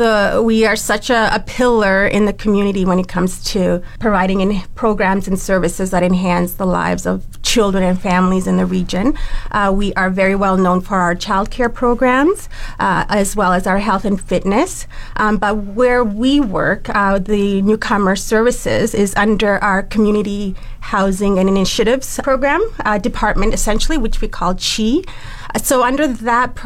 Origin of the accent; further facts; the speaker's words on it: Halifax, Nova Scotia, Canada; moved away as an adult; also born or lived in Botswana / Namibia; now in Fort McMurray, Canada; I moved to Canada as a refugee when I was 8 years old. Moved to Halifax, Nova Scotia, where I lived for over 25 years